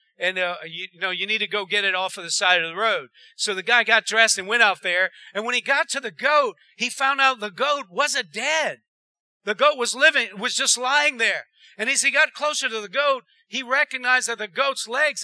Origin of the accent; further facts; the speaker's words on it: Erath, Louisiana, United States; I was raised in Erad